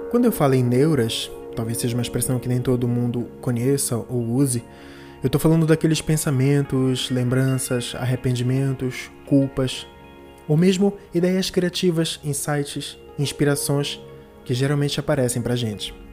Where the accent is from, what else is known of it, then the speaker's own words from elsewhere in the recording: Belém, Pará, Brazil; eu sou aqui de Belém do Pará.